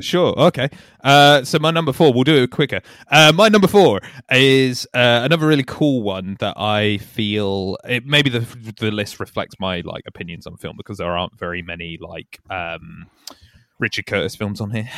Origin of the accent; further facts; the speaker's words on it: Yorkshire and the Humber, United Kingdom; now in London, United Kingdom; I'm from Yorkshire